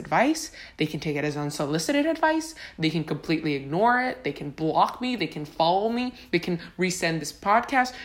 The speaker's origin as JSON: {"language": "English", "country": "Honduras", "tie": "born or raised there", "moved": "yes", "lives_now": "Tampa, United States", "said": "I was born and raised in Honduras"}